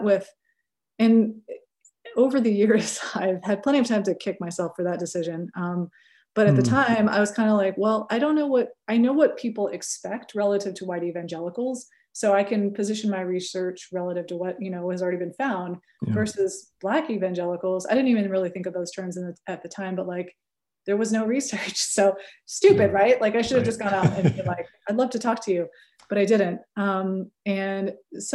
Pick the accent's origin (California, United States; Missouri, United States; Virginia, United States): California, United States; accent: California; I may have a California accent